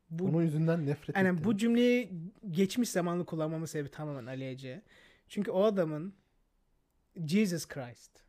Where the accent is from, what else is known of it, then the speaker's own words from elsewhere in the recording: Pazar, Rize Province, Turkey; first language Turkish; Ben pazarlıyım.